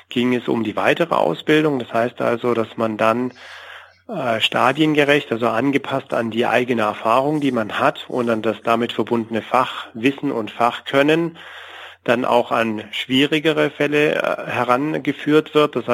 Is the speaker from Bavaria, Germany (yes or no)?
no; Stuttgart, Baden-Württemberg, Germany; weil ja schon immer mein Wunsch auch im süddeutschen Raum als Stuttgarter erst recht so in der Nähe bleiben zu können